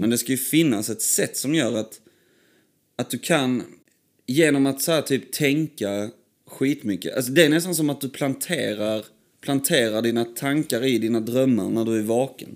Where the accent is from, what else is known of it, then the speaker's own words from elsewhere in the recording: Sandby, Sweden; där vi växte upp i, eh, i Sandby